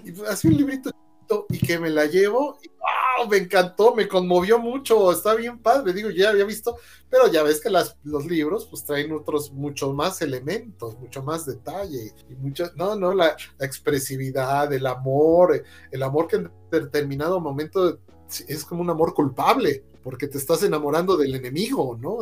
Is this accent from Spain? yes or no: no; Mexico; somos los mexicanos